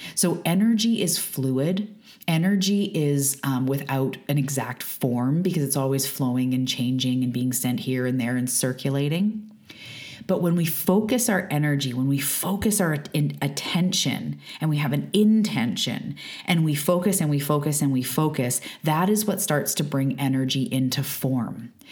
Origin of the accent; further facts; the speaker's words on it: west coast of Canada, British Columbia, Canada; I am a Canadian from the west coast of Canada. I live on Vancouver Island